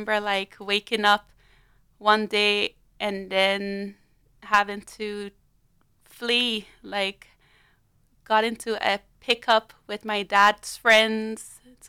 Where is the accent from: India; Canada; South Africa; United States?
South Africa; born there; I was born in South Africa to a Liberian mother and an Irish father.